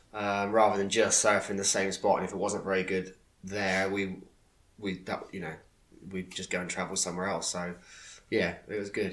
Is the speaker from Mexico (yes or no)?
no; Plymouth, South West England, United Kingdom; now in Croyde, United Kingdom; I grew up in Plymouth, born in Plymouth